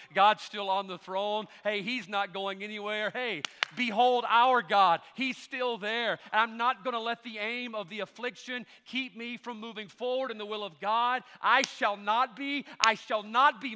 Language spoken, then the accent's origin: English; United States; That's how we grew up in America